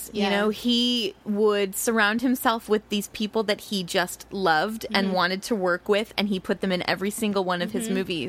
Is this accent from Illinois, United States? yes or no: yes; Central Illinois, United States; now in New York, United States; I say Central Illinois.